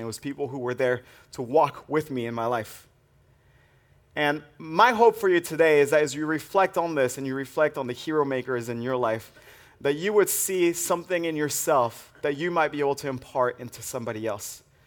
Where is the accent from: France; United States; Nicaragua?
France; moved away; I grew up in the French Alps